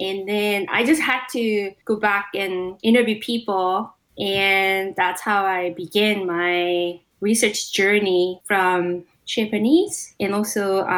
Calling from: Palo Alto, California, United States; I'm calling from Palo Alto.

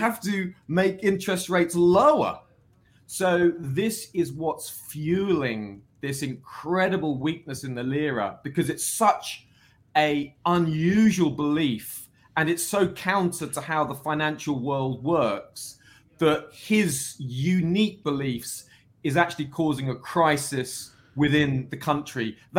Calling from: Wolverhampton, West Midlands, United Kingdom; From the United Kingdom. Just outside Wolverhampton, Birmingham, the second city here in the UK.

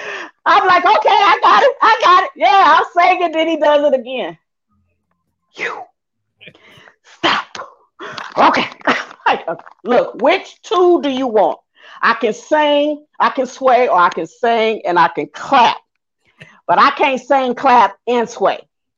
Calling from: Atlanta, Georgia, United States; Atlanta, Georgia.

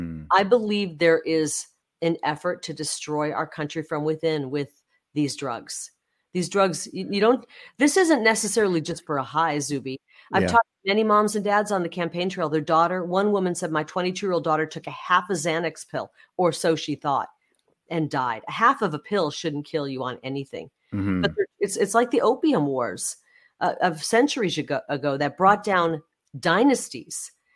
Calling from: Arizona, United States; especially when you look at Arizona, and I'm speaking from Arizona

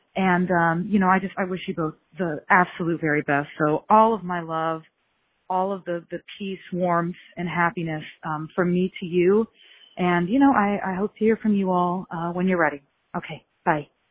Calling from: Columbus, Ohio, United States; I'm calling in from Columbus, Ohio

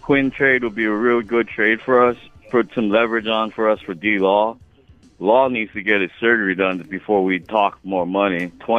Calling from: Hawaii, United States; How you doing, brother? I'm up from Hawaii.

